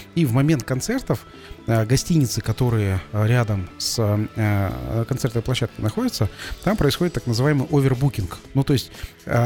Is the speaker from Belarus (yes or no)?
no; Kazakhstan